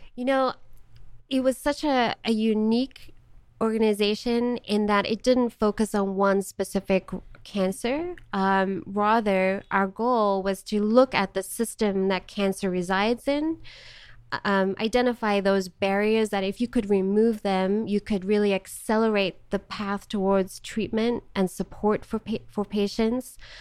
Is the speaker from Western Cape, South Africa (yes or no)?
no; Johannesburg, Gauteng, South Africa; moved away as an adult; also born or lived in Charlotte, North Carolina / Missouri; now in United States; I was born in Johannesburg, South Africa, and lived there for eighteen years, born and raised.